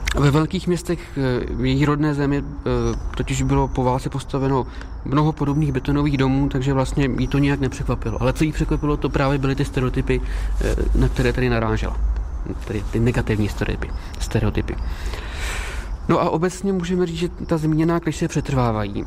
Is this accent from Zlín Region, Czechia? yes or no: no; Prague, Czechia; also born or lived in Prosek, Prague; je to lokalita, kde jsem se narodil